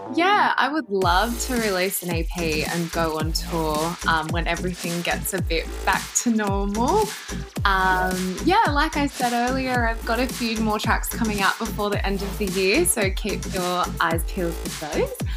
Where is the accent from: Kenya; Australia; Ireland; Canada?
Australia; Sydney, New South Wales; I'm from Sydney, Australia